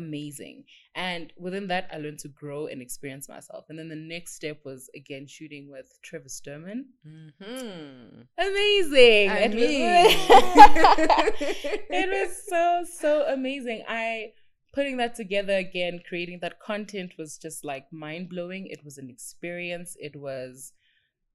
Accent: South Africa

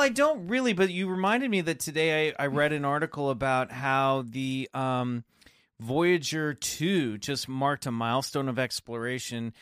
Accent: Kansas, United States; also born or lived in Colorado; growing up in Kansas

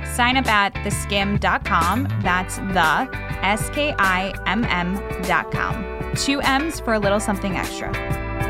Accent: Midwest, United States; I'm from the Midwest too.

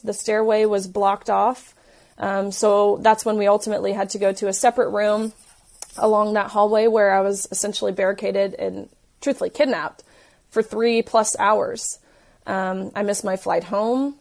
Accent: Tennessee, United States; I'm from Tennessee

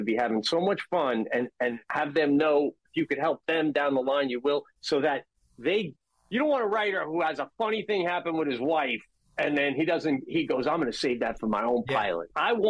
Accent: Long Island, New York, United States; moved away as an adult; now in Upstate New York, United States; I grew up on Long Island.

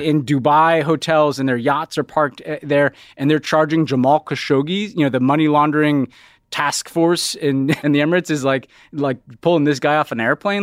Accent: New York, United States; as a New Yorker

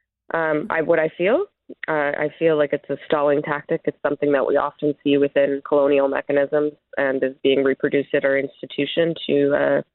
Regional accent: Winnipeg, Manitoba, Canada; I'm from Treaty One territory in Winnipeg, Manitoba

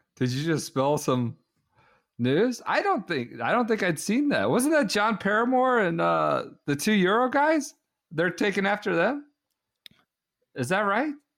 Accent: United States; We are of an age, and we're obviously American

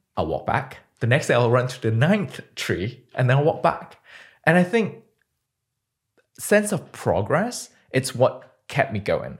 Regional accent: Malaysia; moved away as an adult; also born or lived in United Kingdom; now in San Francisco, United States; born and bred in Malaysia, Um, I didn't leave my country until I was twenty

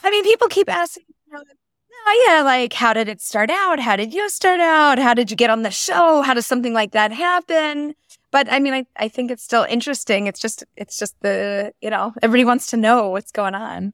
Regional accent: Philadelphia, Pennsylvania, United States; moved away as an adult; also born or lived in Bala Cynwyd; now in Israel; I was born and raised and lived in Philadelphia. I grew up there

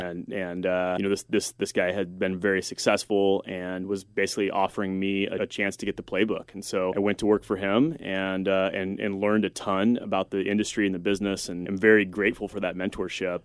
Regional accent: Texas, United States; moved away as an adult; I was moving back to, to my hometown in, in Texas

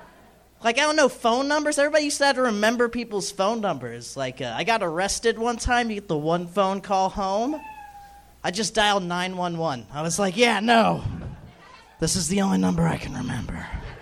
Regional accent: Dallas, Texas, United States; now in Los Angeles, United States; No, I'm from Dallas.

